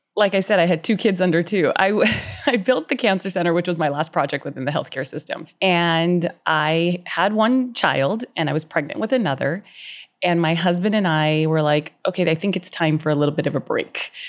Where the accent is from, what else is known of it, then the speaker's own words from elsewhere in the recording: Southern California, United States; I lived in Southern California, born and raised my whole life